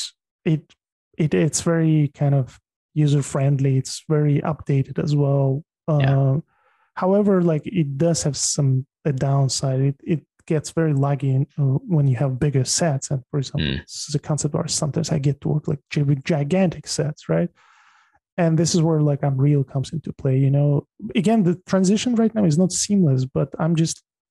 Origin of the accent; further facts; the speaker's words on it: Tajikistan; moved away; I was born in Tajikistan, which is ex-Soviet Republic.